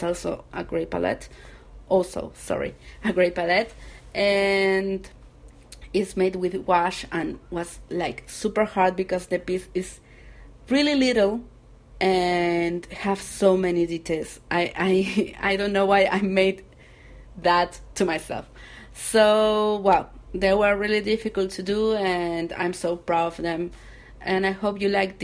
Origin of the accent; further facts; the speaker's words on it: Argentina; English is a second language; I'm from Argentina